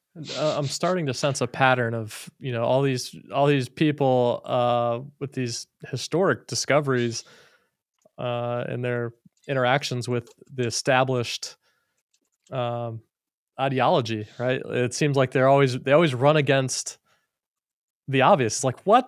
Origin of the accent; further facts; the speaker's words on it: Florida, United States; I'm from Florida. I grew up in Florida